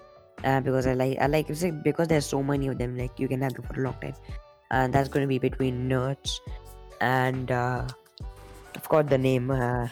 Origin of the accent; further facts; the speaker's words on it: India; I'm Indian and I'm used to a white palate.